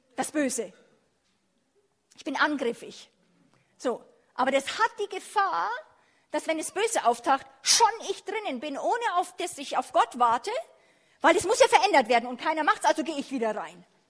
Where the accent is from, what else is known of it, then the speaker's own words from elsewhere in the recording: Germany; wir als Deutsche